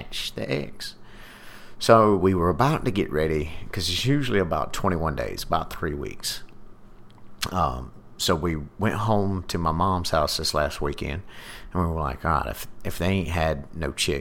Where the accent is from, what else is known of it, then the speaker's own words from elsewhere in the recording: the South, United States; I'm from the country. I'm from the South